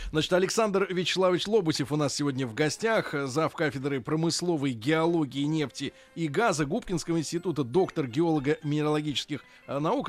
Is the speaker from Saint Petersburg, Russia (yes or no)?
yes; Saint Petersburg, Russia; я родился в Ленинграде